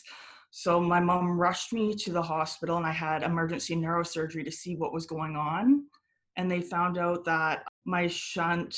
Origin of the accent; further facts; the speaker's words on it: Guelph, Ontario, Canada; also born or lived in Buffalo, New York, United States; now in Toronto, Canada; I was born in Buffalo, but I moved to Canada, specifically Guelph, around three and a half, four.